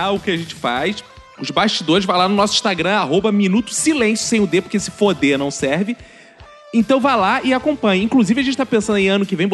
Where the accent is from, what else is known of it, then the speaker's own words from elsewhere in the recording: São Paulo, Brazil; Sim, eu sou de São Paulo. Aqui é normal chamarmos van escolar de perua.